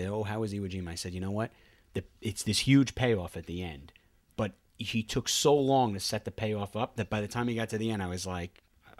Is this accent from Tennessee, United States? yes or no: no; New York, United States; And we were from New York. And I was from New York.